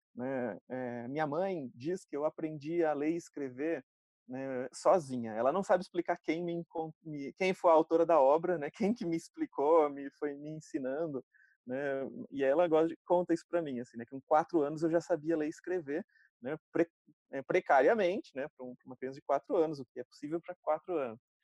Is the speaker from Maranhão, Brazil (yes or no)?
no; interior of São Paulo, Brazil; accent: R caipira; eu sou do interior de São Paulo, falo porta, carne